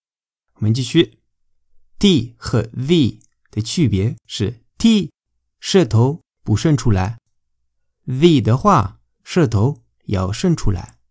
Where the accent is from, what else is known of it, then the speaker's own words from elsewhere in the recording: Spain; Chinese is a second language; 我是没有地方口音的西班牙人，我爸妈都是老师。所以在家里，我们讲的西班牙语非常标准